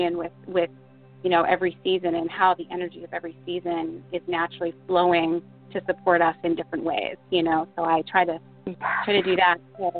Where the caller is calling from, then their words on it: Rochester, New Hampshire, United States; I'm calling from Rochester, New Hampshire.